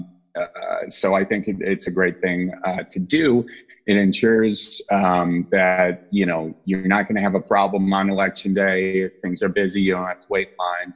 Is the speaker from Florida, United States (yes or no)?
no; Wisconsin, United States; accent: Midwest; So I'm from Wisconsin